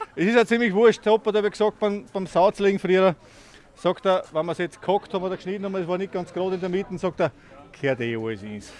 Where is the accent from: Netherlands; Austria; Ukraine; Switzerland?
Austria; in Bamhagen, wo ich her bin, sagt man Zeisel